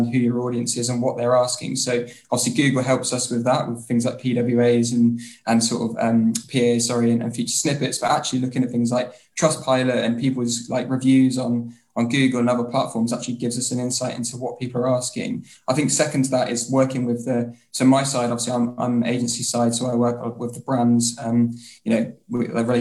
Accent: Bury St Edmunds, East of England, United Kingdom; also born or lived in London; now in Portsmouth, United Kingdom; originally I'm from a lovely little place called Bury St Edmunds, but currently I've just recently moved out of London and I'm now living in Portsmouth.

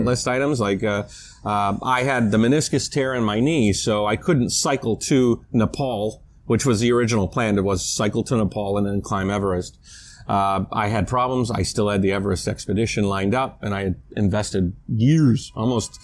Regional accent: United States; moved away; I'm an American

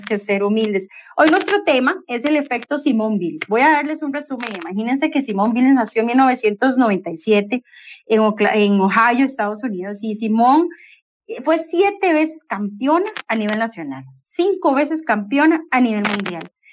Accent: Costa Rica; nosotros como costarricenses

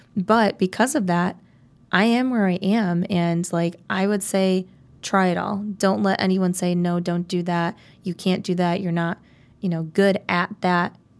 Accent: South Elgin, Illinois, United States; So I am from South Elgin, Illinois. Um, I grew up, uh, I was actually homeschooled um, in elementary school

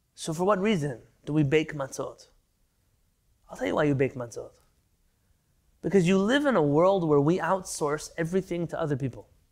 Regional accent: San Diego, California, United States; I grew up in San Diego

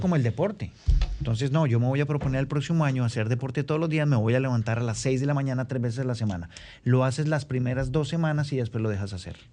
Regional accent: Bogotá, Colombia; moved away as an adult; now in Santo Domingo, Dominican Republic; yo vengo de, vengo de Bogotá, en el cual, ciudad donde viví 35 años

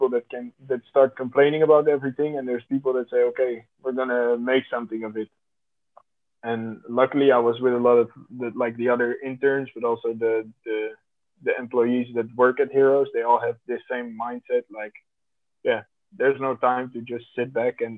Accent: The Hague, South Holland, Netherlands; So I grew up in The Hague amongst very different cultures too

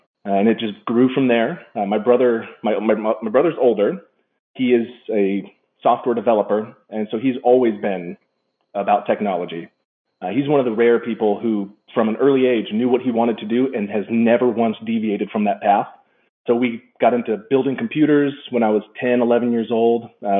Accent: Saudi Arabia; Growing up in Saudi Arabia, we were late to the internet game in the early 90s.

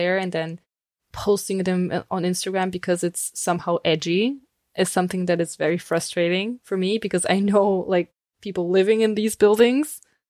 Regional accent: Bulgaria; born or raised there; moved away as an adult; now in Heidelberg, Germany

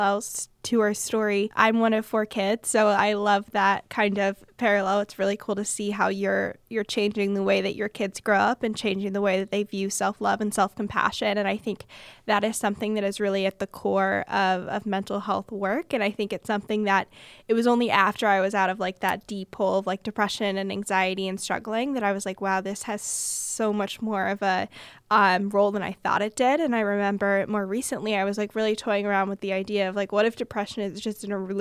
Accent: Bay Area, California, United States; I am from the Bay Area

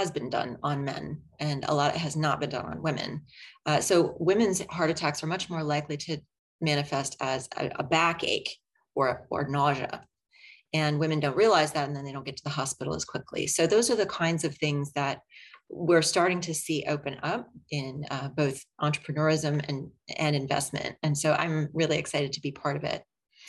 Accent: Chapel Hill, North Carolina, United States; moved away; I was born and raised in Chapel Hill, graduated from Chapel Hill High School

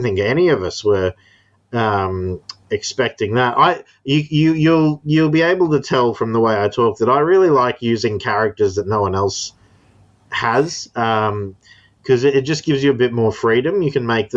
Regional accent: Townsville, Queensland, Australia; the place I live is called Townsville

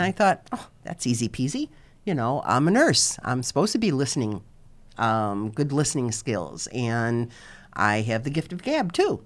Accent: Chicago, Illinois, United States; now in Fort Lauderdale area, United States; I'm originally from Chicago, uh, permanently now living in, uh, about fifteen minutes south of Fort Lauderdale

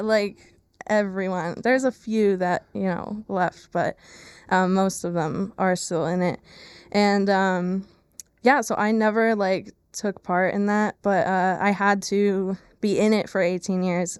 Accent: Lehigh Valley, Pennsylvania, United States; I am born and raised in the Lehigh Valley in Pennsylvania

